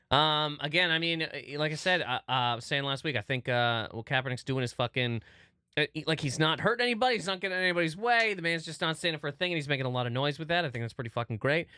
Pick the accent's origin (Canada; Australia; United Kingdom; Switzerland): Canada; New Brunswick; moved away; I grew up in New Brunswick a little bit